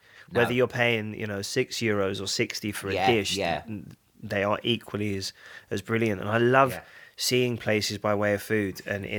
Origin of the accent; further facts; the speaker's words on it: London, United Kingdom; I grew up in Upper Clacton.